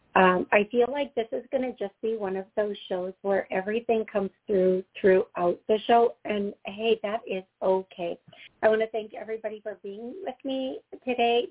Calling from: Georgia, United States; I'm calling from Georgia

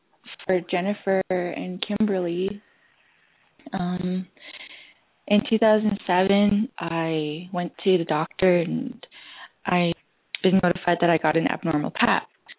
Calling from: Calgary, Alberta, Canada; I'm calling from Calgary, Alberta, Canada.

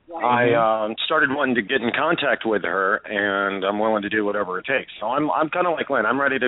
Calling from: Tampa, Florida, United States; I'm calling from Tampa, Florida.

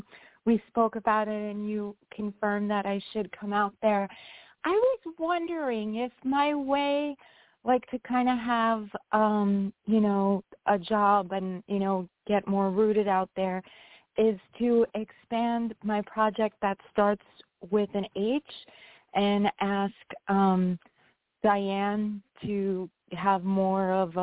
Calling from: New York, United States; I'm calling … from New York.

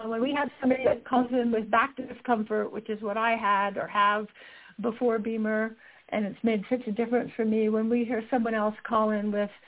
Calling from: Utah, United States; I'm calling in from Utah.

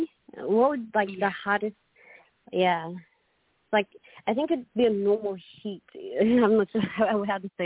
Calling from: Queensland, Australia; I am in Queensland.

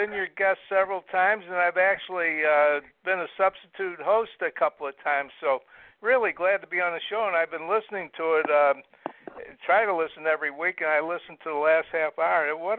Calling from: Brevard County, Florida, United States; I'm calling from Florida. I live in Brevard County. I'm in Bill Posey's district.

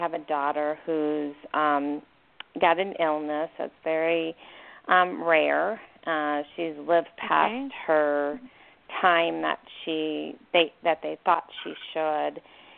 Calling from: Arizona, United States; from Arizona.

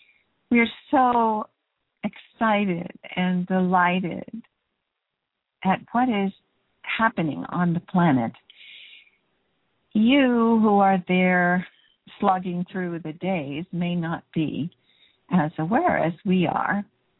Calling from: Canada; I guess because I'm calling from Canada.

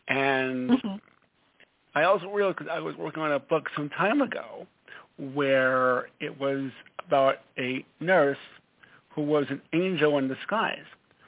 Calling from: Stamford, Connecticut, United States; Stanford, Connecticut.

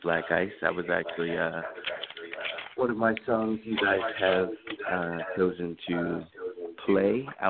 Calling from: Seaford, Delaware, United States; I'm actually calling from Seaford, Delaware.

